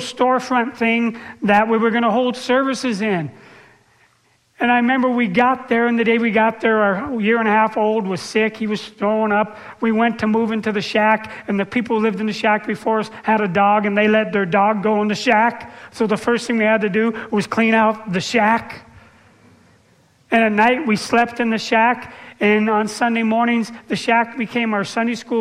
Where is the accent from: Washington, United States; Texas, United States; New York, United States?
Washington, United States; Seattle; also born or lived in La Conner; we were from the city. I grew up in Seattle